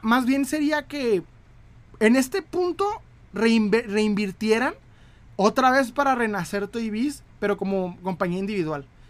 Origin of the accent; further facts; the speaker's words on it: Chihuahua, Mexico; De Chihuahua